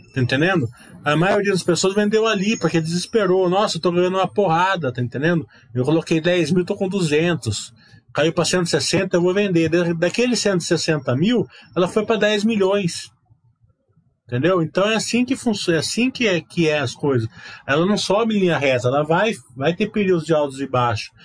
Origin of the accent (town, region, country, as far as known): Brazil